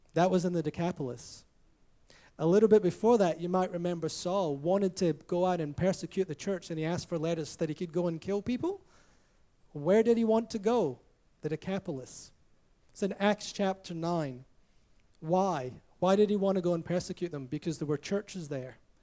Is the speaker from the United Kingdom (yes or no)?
yes; Scotland, United Kingdom; I grew up in Scotland